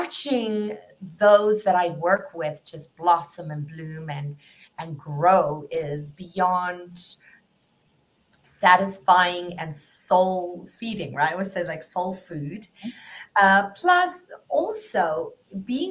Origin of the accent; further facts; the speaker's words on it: South Africa; moved away; for those of you who can detect an accent, I'm from South Africa